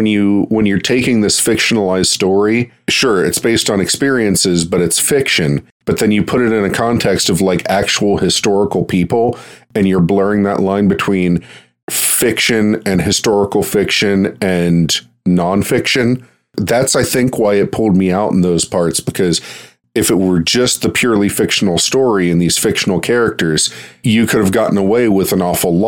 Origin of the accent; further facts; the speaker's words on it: Pittsburgh, Pennsylvania, United States; I'm from Pittsburgh